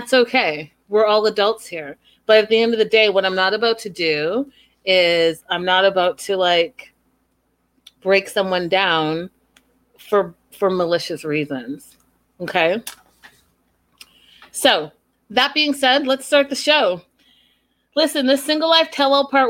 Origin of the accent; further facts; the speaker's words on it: Canada; me being Canadian